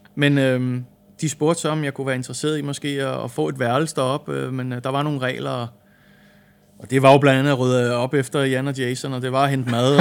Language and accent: Danish; Denmark; moved away as an adult; also born or lived in England; vi er danskere